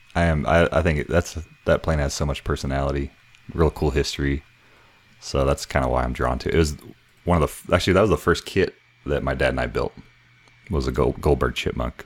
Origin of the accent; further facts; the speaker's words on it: El Paso, Texas, United States; moved away as an adult; also born or lived in San Antonio, Texas; I grew up here and then we moved back from Central